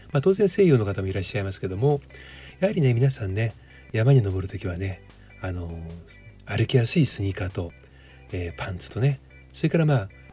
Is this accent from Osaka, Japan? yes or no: no; Sakura, Chiba, Japan; 千葉県の佐倉市というところに、えー、で生まれましてね